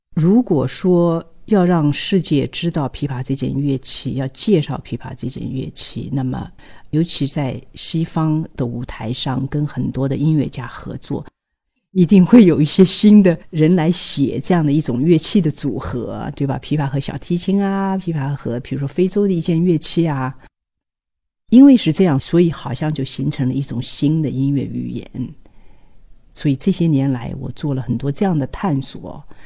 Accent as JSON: {"language": "Chinese", "town": "Hangzhou", "region": "Zhejiang", "country": "China", "tie": "born or raised there", "moved": "yes", "said": "在杭州大剧院回了我的老家了"}